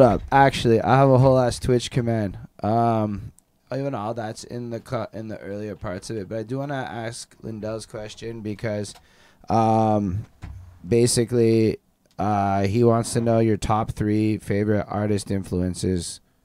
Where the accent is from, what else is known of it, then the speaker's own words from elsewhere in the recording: Montreal, Quebec, Canada; we're all from Montreal. Both of us is from Montreal.